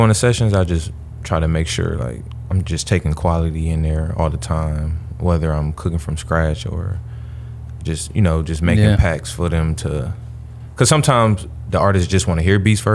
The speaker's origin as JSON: {"language": "English", "town": "Milwaukee", "region": "Wisconsin", "country": "United States", "tie": "born or raised there", "also_born_or_lived": "Little Rock, Arkansas", "moved": "yes", "said": "Milwaukee, Wisconsin. I was born in Little Rock. Moved there"}